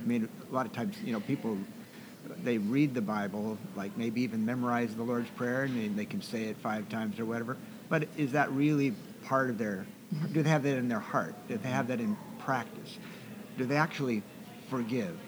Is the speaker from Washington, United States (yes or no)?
yes; Seattle, Washington, United States; also born or lived in Camano Island; I grew up in uh, the Seattle area